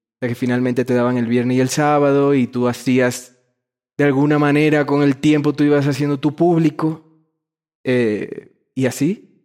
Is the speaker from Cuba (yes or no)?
no; Dominican Republic; moved away; also born or lived in Madrid, Spain; soy dominicano, siempre lo seré, pero también hay una formación mía en Madrid que, que está como tatuada en mi ser